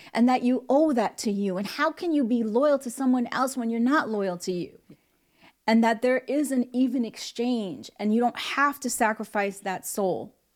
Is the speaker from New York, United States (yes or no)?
yes; New York City, New York, United States; moved away; also born or lived in Hollywood; growing up in the Bronx